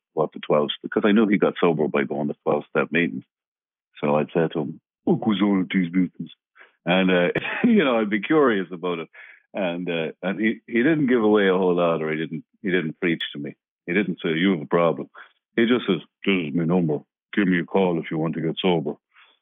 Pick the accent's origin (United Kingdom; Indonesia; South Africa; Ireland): Ireland; now in Los Angeles, United States; I'm originally from Ireland, obviously, and I'm an actor here in Hollywood.